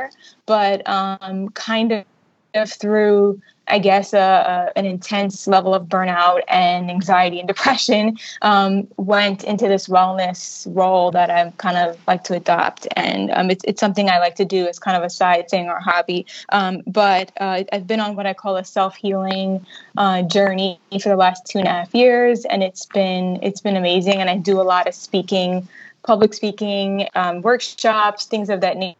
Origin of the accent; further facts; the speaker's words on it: New York City, New York, United States; moved away as an adult; now in Bermuda; I am originally from New York City, and I recently moved back to Bermuda